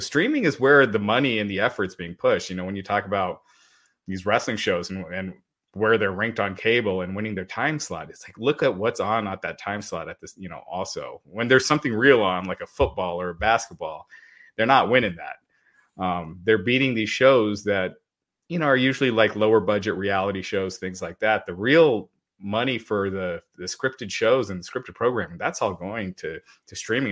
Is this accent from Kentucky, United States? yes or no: yes; Kentucky, United States; that's where I was born. I was born in Kentucky, me and my sister both